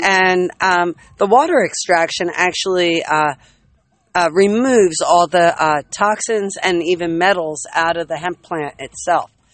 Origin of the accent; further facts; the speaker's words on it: New Jersey, United States; I'm also from South Jersey